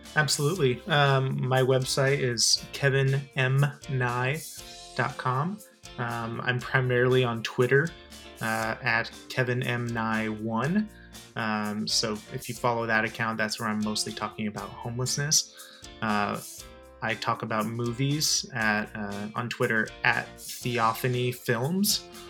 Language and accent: English; Arizona, United States; I'm also from Arizona